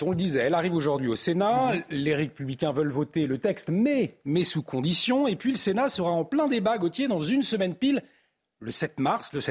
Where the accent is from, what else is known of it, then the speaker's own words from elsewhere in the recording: Belgium; En tant que Belge, je ne suis pas directement concerné, mais je comprends.